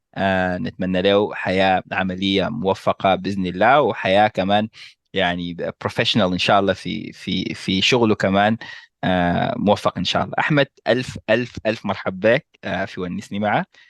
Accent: Sudan; نحن كسودانيين

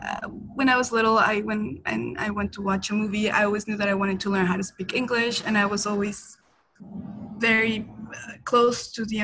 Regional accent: Bolivia; English is a second language; moved away as an adult; also born or lived in United States; now in New York City, United States; I'm originally from Bolivia.

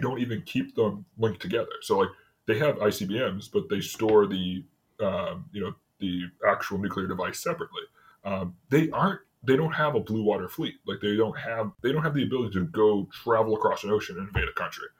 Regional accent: New England, United States; I'm from New England

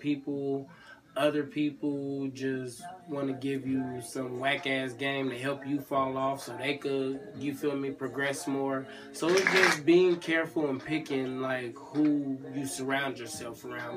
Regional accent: California, United States; now in Atlanta, United States; California, like the West Coast, we got a dry heat

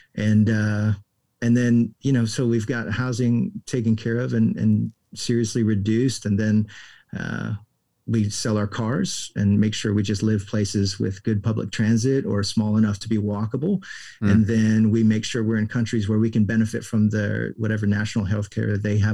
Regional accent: Florida, United States; moved away as an adult; also born or lived in Houston, Texas / England / Austin, Texas; Then we were in Florida by the time I was six and then grew up in Florida till I graduated from high school.

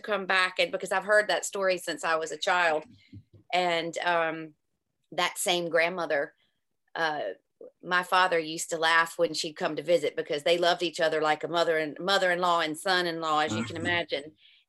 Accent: Virginia, United States; also born or lived in Shenandoah Valley; now in Ireland; I live in Ireland, but I'm from Virginia.

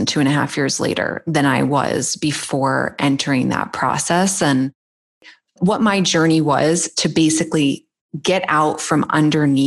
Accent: Boston, Massachusetts, United States; I grew up in the Boston area.

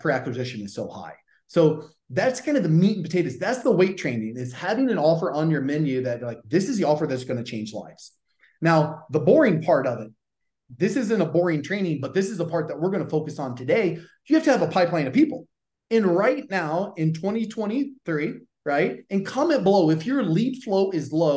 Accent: the South, United States; accent: Southern; my Southern accent

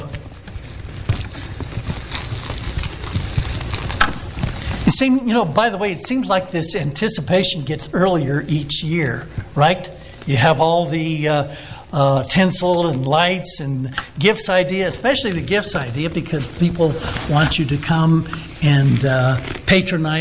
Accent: El Cajon, California, United States; I was a boy growing up in El Cajon, California, which is a suburb of San Diego, about 15 miles east

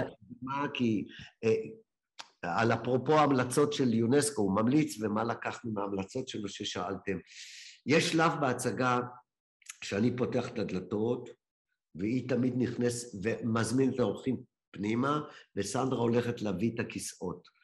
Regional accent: Ramla, Central District, Israel; הייתי בחוג דרמטי כנער ברמלה

